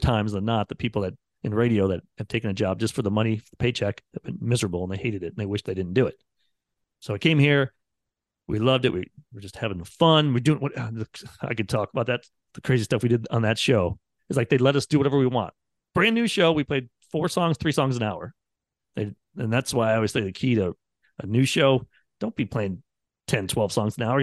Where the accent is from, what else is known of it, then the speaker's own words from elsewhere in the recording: Illinois, United States; I grew up in Illinois on a farm.